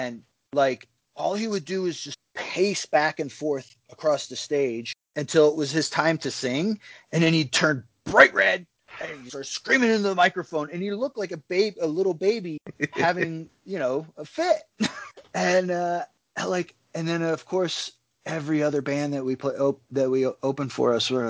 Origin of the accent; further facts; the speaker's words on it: Philadelphia, Pennsylvania, United States; I grew up in Philadelphia